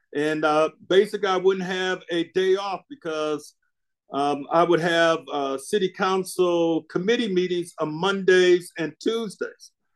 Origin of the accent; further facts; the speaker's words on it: Flint, Michigan, United States; moved away as an adult; also born or lived in New Hampshire; I'm from Flint, Michigan. Mm. So I mm. grew up you know, playing in the cold.